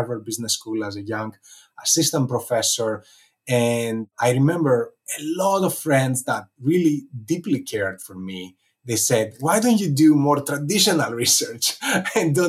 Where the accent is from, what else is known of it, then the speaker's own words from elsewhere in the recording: Athens, Attica, Greece; moved away; growing up in Athens, Greece